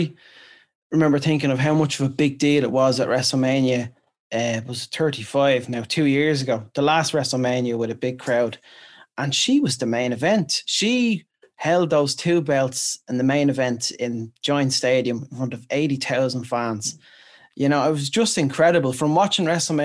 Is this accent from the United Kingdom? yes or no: no; Ireland; we're Irish